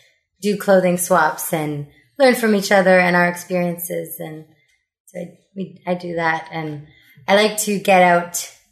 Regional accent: Ottawa, Ontario, Canada; Born and raised in Ottawa

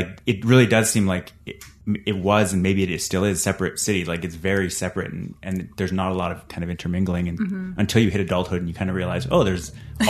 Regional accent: Calgary, Alberta, Canada; now in Ottawa, Canada; I grew up in Calgary and I was pretty close to downtown

